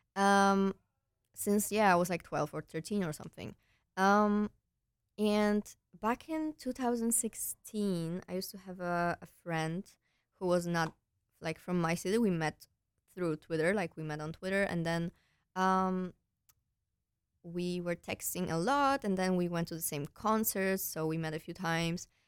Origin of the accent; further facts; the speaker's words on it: Poland; moved away as an adult; also born or lived in Netherlands; now in Breda, Netherlands; I'm originally from Poland, but I came here for my studies two years ago